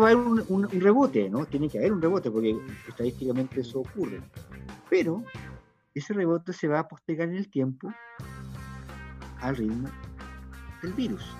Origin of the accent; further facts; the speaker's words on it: Chile; como pueblo chileno digo, todos los bueno, clase media, media, clase media precaria, clase media media, clase, media intelectual